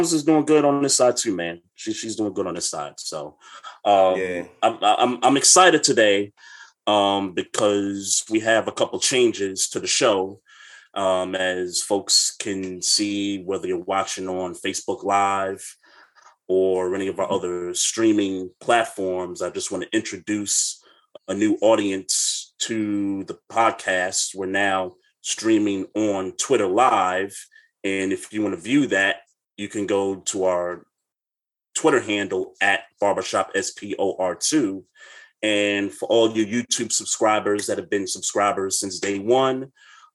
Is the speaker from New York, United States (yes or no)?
yes; New York City, New York, United States; I am originally from Brooklyn, New York, born and raised